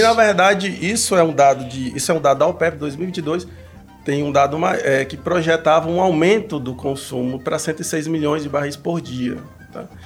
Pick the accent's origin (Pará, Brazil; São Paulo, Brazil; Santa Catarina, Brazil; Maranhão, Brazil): Maranhão, Brazil; Imperatriz; moved away as an adult; also born or lived in Campina Grande; now in Mossoró, Brazil; eu sou, sou maranhense, venho de Imperatriz do Maranhão, nascido lá